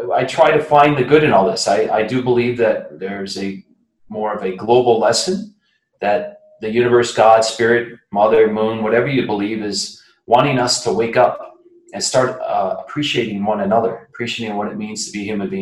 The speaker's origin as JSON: {"language": "English", "town": "Flint", "region": "Michigan", "country": "United States", "tie": "born or raised there", "said": "That good old Flint, Michigan"}